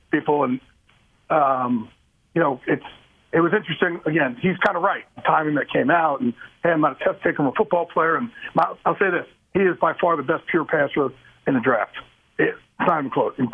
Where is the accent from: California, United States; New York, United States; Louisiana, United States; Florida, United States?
New York, United States; I'm from New York